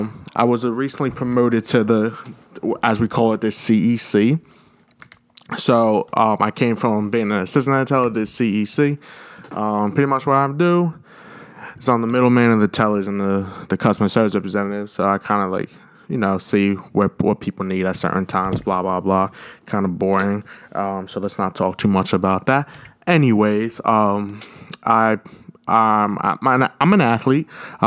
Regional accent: Cherry Hill, New Jersey, United States; I come to you from Cherry Hill, New Jersey, right outside of Philadelphia, from, you know, Southern New Jersey.

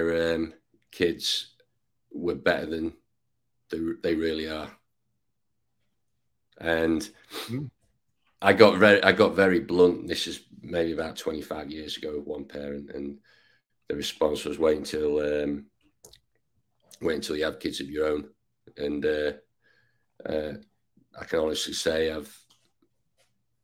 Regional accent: Ainsdale, North West England, United Kingdom; now in Texas, United States; I was born near Liverpool. I guess I grew up in a village called Ainsdale.

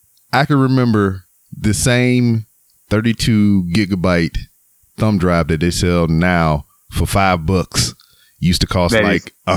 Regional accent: Louisiana, United States; now in Texas, United States; here in the States where I currently live in Texas, but I was born and raised in Louisiana, which, you know, from where I sit to where I was born is a 2.5-hour drive.

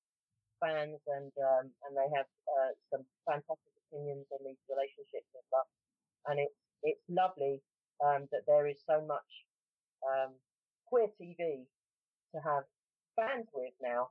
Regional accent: London, United Kingdom; accent: a little bit London; moved away; also born or lived in West Country; I'm a little bit London because I was born in South London and more or less raised in South London, but I have a kind of a wandering accent

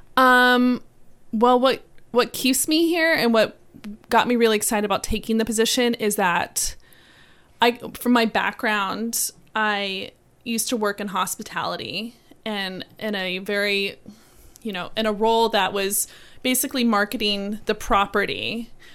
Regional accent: South Florida, United States; moved away as an adult; now in Savannah, United States; I grew up and lived in South Florida

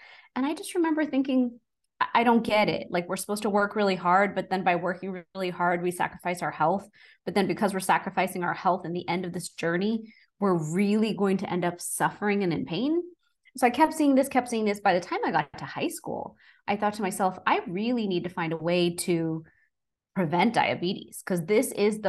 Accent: Texas, United States; So I'm originally from Texas and born and raised

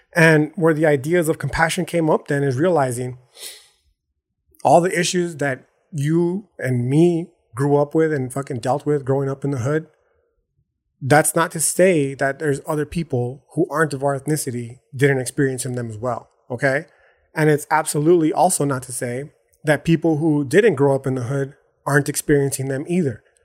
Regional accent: El Paso, Texas, United States; I live in El Paso, Texas

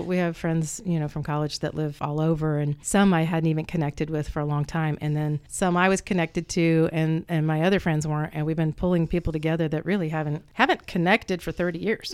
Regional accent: Muncie, Indiana, United States; also born or lived in Lake County, Indiana; my father came to Ball State to work on his EDD, his doctorate. And so we moved down here

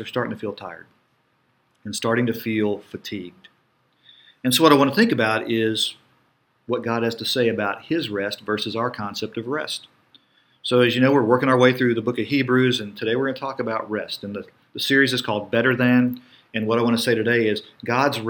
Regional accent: United States

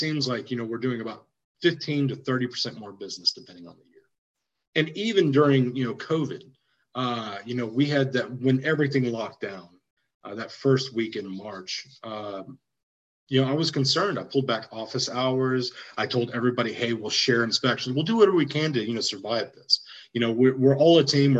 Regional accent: Waco, Texas, United States; moved away as an adult; also born or lived in College Station, Texas; now in Austin, United States; I'm from Waco

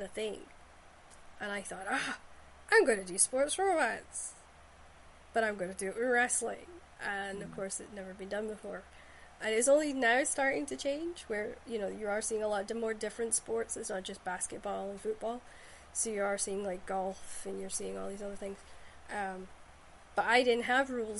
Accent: Shetland, Scotland, United Kingdom; historical stories I grew up with in Shetland

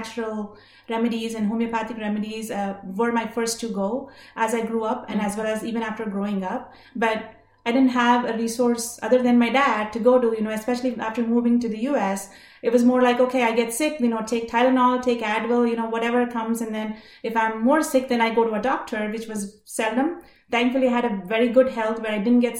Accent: southern India, India; now in Dallas, United States; I live in Dallas right now, but I'm actually originally from India. You know, grew up in southern India

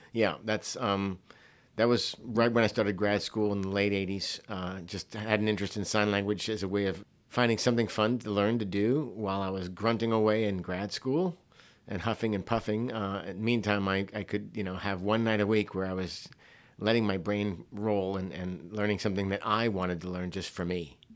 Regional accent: Hawaii, United States; young person growing up in Hawaii at a private school where I was only in one school from kindergarten all the way through twelfth grade

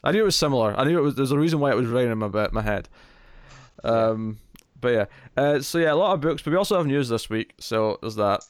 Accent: Scotland, United Kingdom

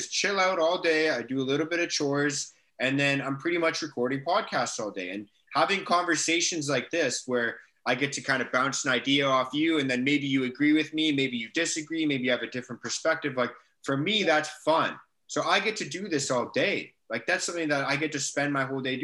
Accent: Canada; My mom's from England. She moved to Canada. So I'm first generation Canadian.

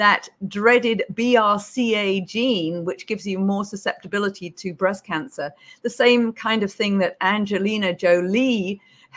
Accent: United Kingdom; accent: British; moved away as an adult; also born or lived in Beijing; now in Hawaii, United States; as you can probably tell from my accent, I'm British

